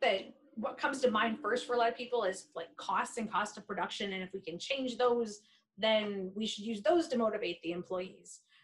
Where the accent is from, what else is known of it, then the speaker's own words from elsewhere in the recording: Michigan, United States; also born or lived in South Carolina; I'm from a dairy farm in mid-Michigan